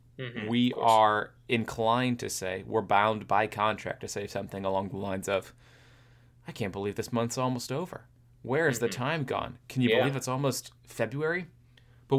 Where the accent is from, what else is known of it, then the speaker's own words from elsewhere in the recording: Florida, United States; growing up in Florida in the summer